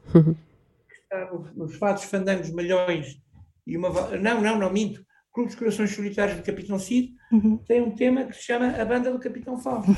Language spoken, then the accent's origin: Portuguese; Chamusca, Santarém District, Portugal; now in Anadia, Portugal; na minha terra natal, na Chamusca